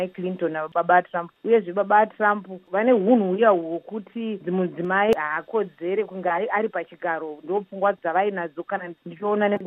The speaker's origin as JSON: {"language": "Shona", "country": "Zimbabwe", "tie": "born or raised there", "moved": "yes", "said": "kana manditi ndiri muzimbabwe ndobuda ndoendepi iko iyo iriyo nyika yangu yandakazvarirwa madzibaba angu nemadzekuru angu wese akazvarirwa imomo"}